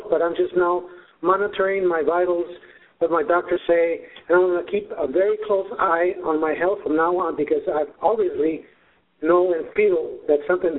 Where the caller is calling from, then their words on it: Mountain View, California, United States; Hello, how are you? I'm from Mountain View, California.